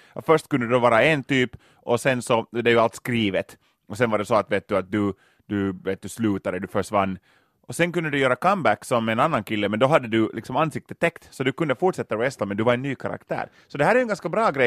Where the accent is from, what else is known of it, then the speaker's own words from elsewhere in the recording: Loviisa, Uusimaa, Finland; Lovisa i östra Jylland, mina hemtrakter